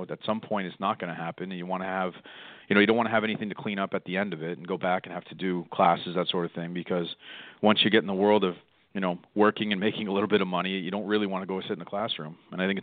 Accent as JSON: {"language": "English", "town": "Toronto", "region": "Ontario", "country": "Canada", "tie": "born or raised there", "also_born_or_lived": "Orono, Maine", "moved": "as an adult", "lives_now": "Bridgton, United States", "said": "I grew up in Toronto"}